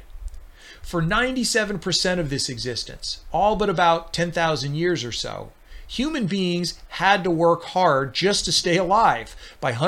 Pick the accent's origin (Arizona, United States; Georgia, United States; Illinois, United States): Arizona, United States; my home state of Arizona